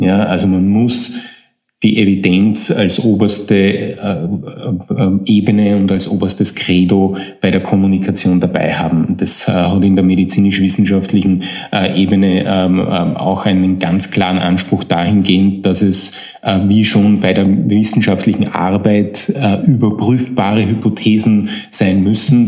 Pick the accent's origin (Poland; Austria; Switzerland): Austria; Upper Austria; moved away as an adult; now in Vienna, Austria; ich stamme aus Oberösterreich